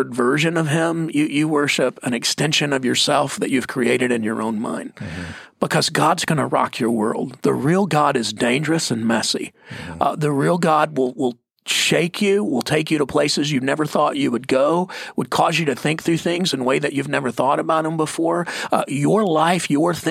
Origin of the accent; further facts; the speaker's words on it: United States; I'm American